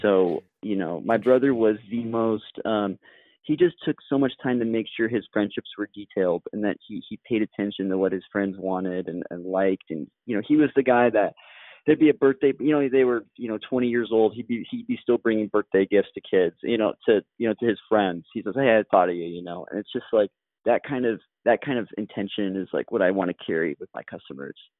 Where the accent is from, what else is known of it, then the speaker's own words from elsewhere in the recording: Corvallis, Oregon, United States; moved away; my hometown of Corvallis, Oregon